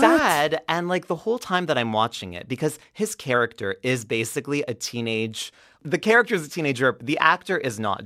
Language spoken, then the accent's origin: English; Quebec, Canada; I'm Anglophone. I didn't really, even though I grew up in Quebec